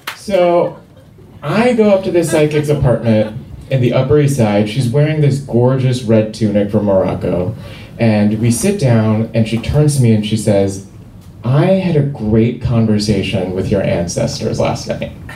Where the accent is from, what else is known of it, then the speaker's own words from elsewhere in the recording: Seoul, South Korea; moved away; I grew up in Seoul, South Korea